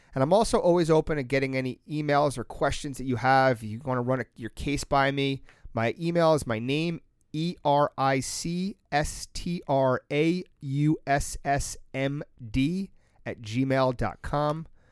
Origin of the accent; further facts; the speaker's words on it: Long Island, New York, United States; I grew up on Long Island